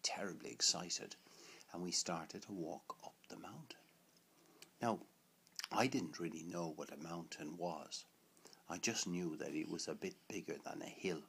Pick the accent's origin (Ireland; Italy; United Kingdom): Ireland; Limerick, Munster; born or raised there